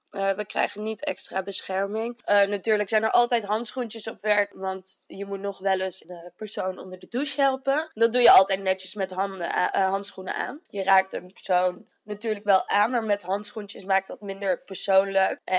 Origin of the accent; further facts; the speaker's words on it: Arnhem, Gelderland, Netherlands; Ik ben 26 eh, jaar. Ik ben een geboren en getogen Arnhemmer.